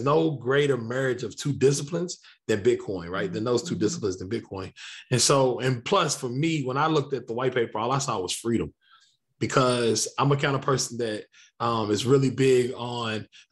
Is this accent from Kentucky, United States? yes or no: yes; Lexington, Kentucky, United States; I grew up on the northwest side of a town called Lexington, Kentucky